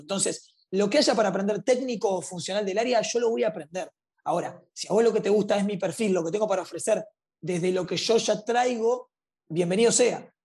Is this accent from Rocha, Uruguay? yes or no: no; Montevideo, Uruguay; nací y crecí en, en, Montevideo, Uruguay